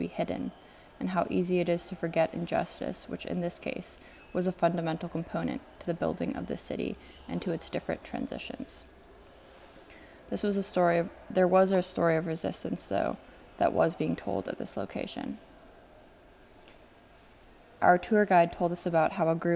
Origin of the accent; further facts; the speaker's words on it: Nairobi, Kenya; moved away; I grew up in Nairobi, Kenya